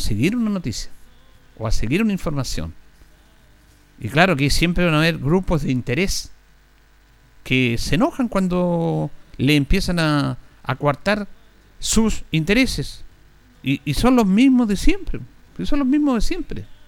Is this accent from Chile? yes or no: yes; Chile; Somos especialistas los chilenos